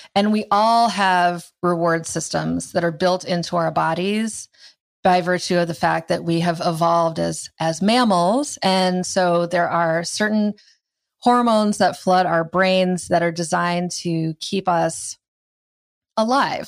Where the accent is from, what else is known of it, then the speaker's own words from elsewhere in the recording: Iowa, United States; I grew up in Iowa